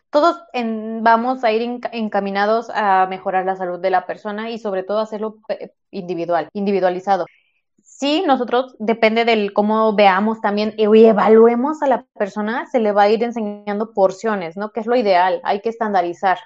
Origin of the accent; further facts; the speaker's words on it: Mexico; en México tenemos la idea de y festejamos todo con comida y es normal, es nuestra cultura. O sea, así somos los mexicanos.